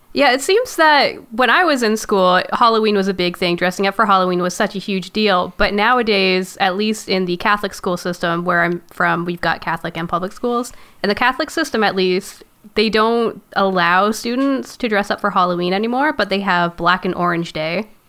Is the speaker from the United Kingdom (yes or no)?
no; Canada; I am Canadian, so we had to take French